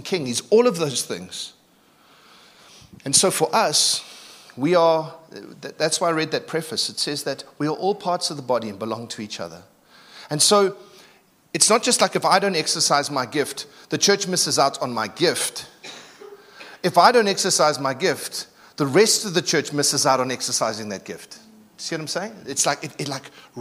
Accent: Durban, KwaZulu-Natal, South Africa; moved away; I'm from Durban, so we talk a little bit differently

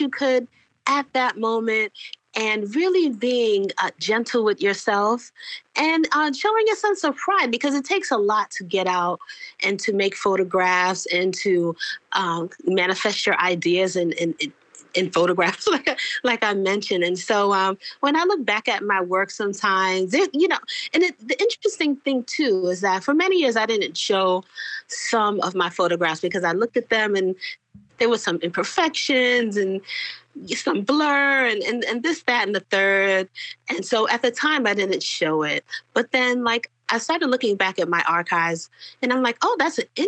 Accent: New York City, New York, United States; I grew up in New York City. And New York City is, you know, what they used to call a melting pot. And then it was a salad bowl. But, you know, New York City, specifically where I grew up in Brooklyn

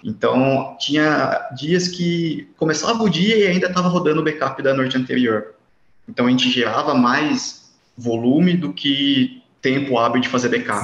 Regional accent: interior of São Paulo, Brazil; eu sou de Maelink, interior de São Paulo

